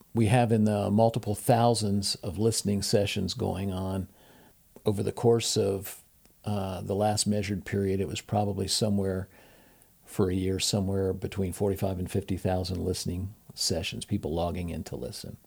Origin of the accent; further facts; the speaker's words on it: Portsmouth, Ohio, United States; I'm originally from Portsmouth, Ohio